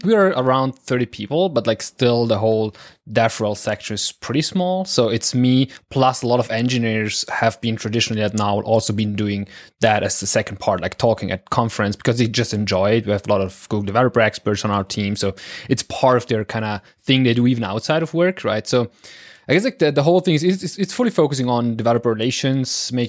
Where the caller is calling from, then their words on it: northern Italy, Italy; As you said, like … I'm calling in from Northern Italy.